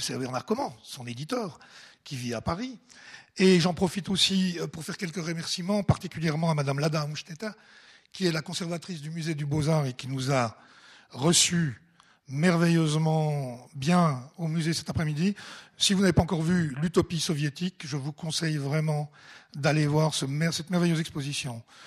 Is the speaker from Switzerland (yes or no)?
yes; Ajoie, Jura, Switzerland; je suis jurassien, personne n'est parfait. Hein. né en Ajoie et vivant à Dolémont